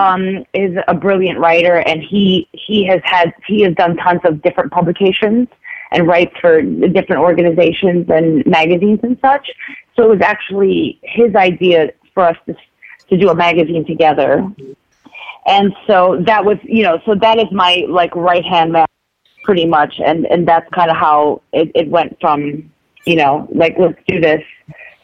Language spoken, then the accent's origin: English; Philippines; now in United States; I grew up in the Philippines, and just so you know, I don't know if people know it, I didn't come here until the 90s.